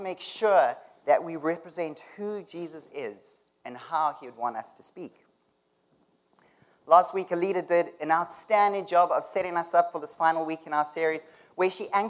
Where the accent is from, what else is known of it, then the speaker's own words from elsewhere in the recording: South Africa; moved away as an adult; now in Canada; I'm from South Africa, and I've been living in Canada for the past 4 years